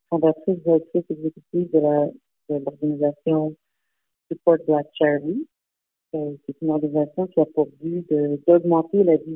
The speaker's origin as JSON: {"language": "French", "town": "Montreal", "region": "Quebec", "country": "Canada", "tie": "born there", "said": "Et je suis née à Montréal, donc j'ai quand même euh, un, lien avec euh, Montréal également."}